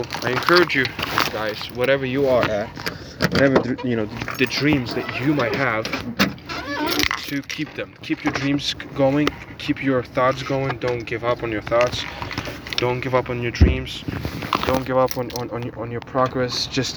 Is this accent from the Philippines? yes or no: no; Ukraine; English is a second language; now in United States; I was born in Ukraine. I'm Ukrainian